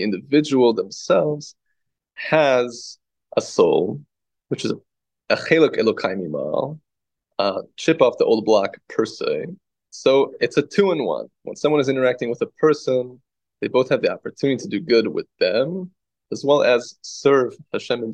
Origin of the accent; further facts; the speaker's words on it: Wheeling, Illinois, United States; I grew up in the Chicago suburbs, particularly Wheeling